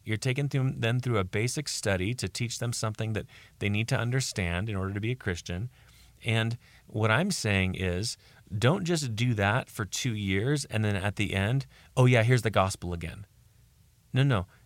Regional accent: United States; I'm speaking as an American here in America

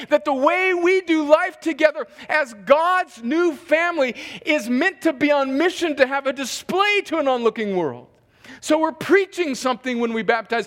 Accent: United States; I'm an American because I was born in America. Barely. But I was born like 1 mile north of the fence

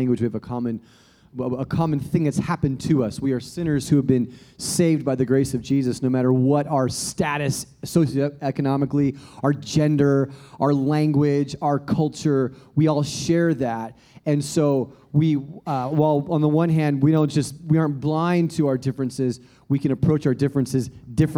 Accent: Australia; now in United States; I'm a European American, but I never refer to myself as European American because actually I'm an Australian American

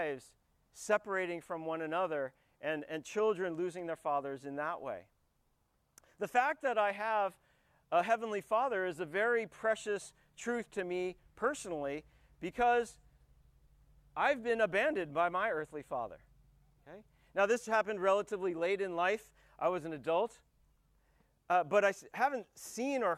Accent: United States; I'm an American because my father, and actually separately my mother, both immigrated to the United States

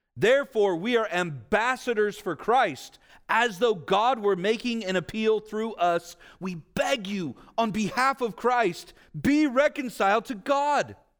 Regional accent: Vallejo, California, United States; I grew up in Vallejo

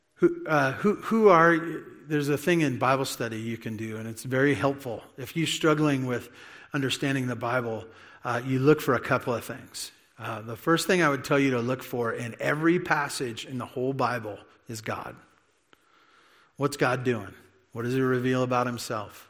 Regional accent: United States; also born or lived in California; being an American and maybe even an American in California

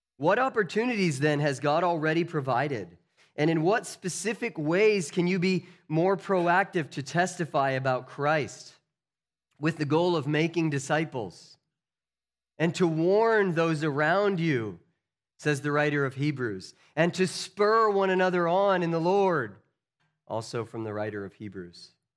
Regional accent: United States; As American citizens

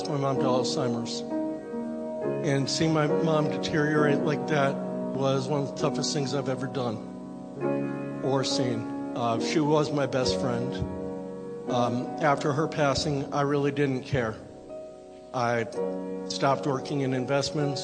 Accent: Vernon, Connecticut, United States; moved away; I grew up in Vernon, Connecticut, which is a small farm town about 15 miles from Hartford

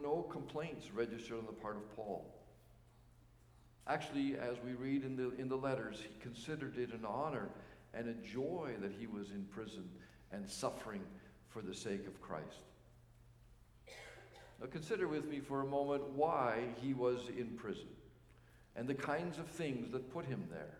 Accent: Canada; as Canadian citizens

